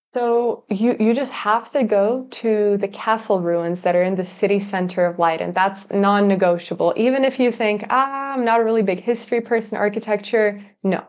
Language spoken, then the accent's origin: English; California, United States; moved away as an adult; now in Leiden, Netherlands; growing up in California in the U S